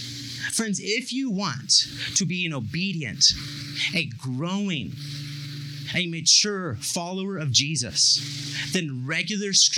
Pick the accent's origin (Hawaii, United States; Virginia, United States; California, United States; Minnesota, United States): California, United States; Bakersfield; I'm from Bakersfield, and Bakersfield has a very big dairy industry, and I lived on the south side of town